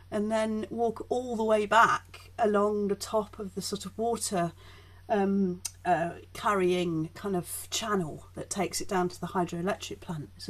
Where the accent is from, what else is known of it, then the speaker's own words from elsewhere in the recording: Leeds, Yorkshire and the Humber, United Kingdom; also born or lived in Chelmsford, United Kingdom; Well, I grew up in Yorkshire. We moved to Yorkshire when I was five.